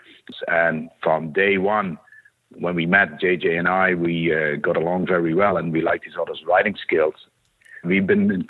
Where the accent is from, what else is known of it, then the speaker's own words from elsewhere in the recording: Netherlands; moved away as an adult; now in Renton, United States; I'm originated from the Netherlands, Europe. Came over to the U.S. in 99 for a brief job